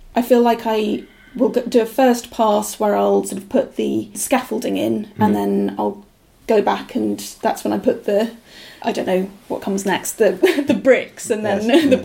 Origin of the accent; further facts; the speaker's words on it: Aberdeenshire, Scotland, United Kingdom; now in York, United Kingdom; I grew up in Aberdeenshire from the age of one. My parents were English